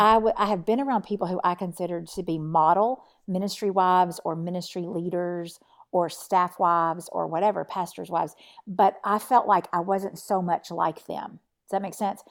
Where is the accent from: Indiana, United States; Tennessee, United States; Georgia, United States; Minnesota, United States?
Tennessee, United States; So right now I live in East Tennessee, and I'm from Tennessee.